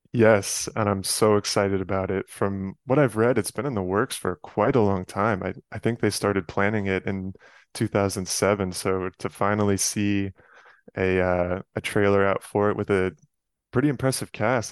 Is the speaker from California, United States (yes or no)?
no; Westchester County, New York, United States; moved away as an adult; now in Chicago, United States; I grew up in Westchester County, just outside of Manhattan. So, I lived there from age five to eighteen